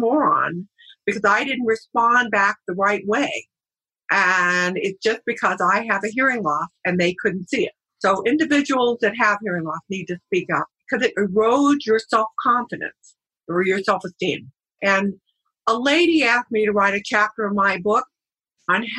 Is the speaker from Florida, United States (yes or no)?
no; San Diego, California, United States; also born or lived in Richmond, Virginia; So I moved back to San Diego, my hometown